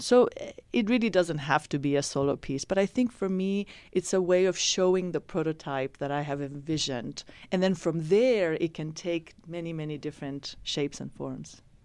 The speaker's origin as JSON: {"language": "English", "country": "Spain", "tie": "born or raised there", "also_born_or_lived": "Iran", "moved": "yes", "lives_now": "San Francisco, United States"}